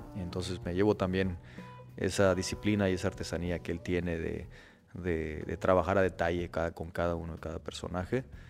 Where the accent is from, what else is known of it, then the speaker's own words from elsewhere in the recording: Mexico; como buen mexicano